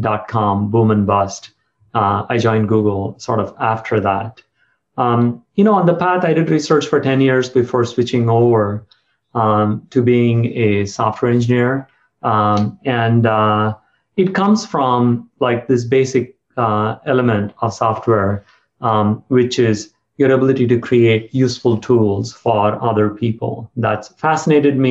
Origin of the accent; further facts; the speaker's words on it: South India, India; moved away as an adult; also born or lived in Silicon Valley, United States; now in United States; I grew up in South India, and after some fits and starts, I got into IIT Madras